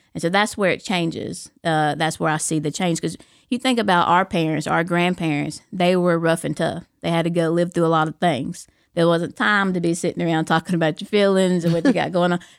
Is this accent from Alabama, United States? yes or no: yes; Fort Payne, Alabama, United States; I'm from Fort Payne, you know, Fort Payne High School, that's my alma mater